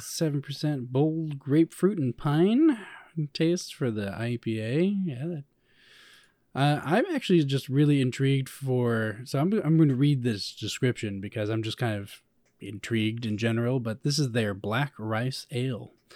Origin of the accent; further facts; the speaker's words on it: Chicago, Illinois, United States; I come from Chicago